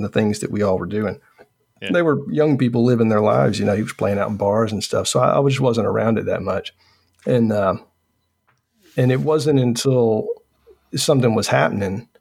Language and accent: English; Newnan, Georgia, United States; moved away; I was born in Noonan, Georgia, and lived. Okay. It's about 30, 40 minutes south of Atlanta. And it was a small town when I grew up there.